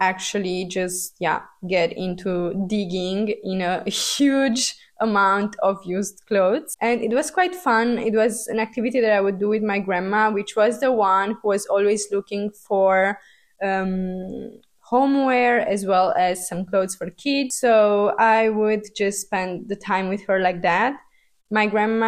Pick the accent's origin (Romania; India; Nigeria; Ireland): Romania; Transylvania; moved away; I was born in Romania, and I was born in the post-communist era of Romania, which was kind of tough to grow up in.